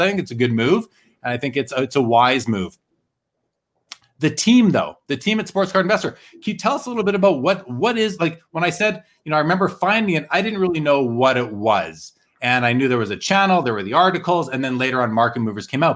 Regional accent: Winnipeg, Manitoba, Canada; I grew up in Winnipeg, which is north of North Dakota

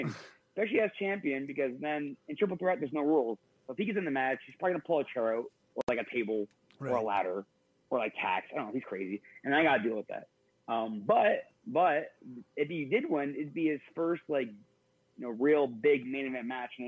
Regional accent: Canada; we're both Canadian

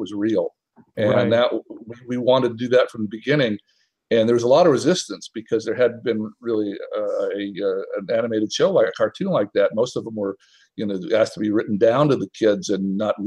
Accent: Tennessee, United States; also born or lived in Atlanta / Minnesota; now in Los Angeles, United States; I was actually born in Atlanta and grew up first in Minnesota, then in mostly in Tennessee.

